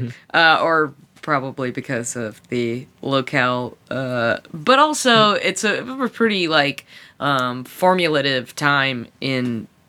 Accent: Lancaster, South Carolina, United States; I grew up in Lancaster, South Carolina, nicknamed the Red Rose City.

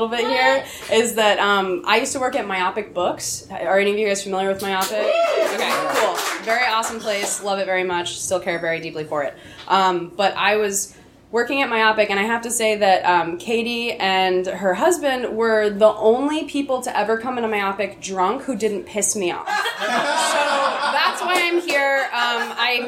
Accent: Atlanta, Georgia, United States; I grew up in Atlanta, Georgia

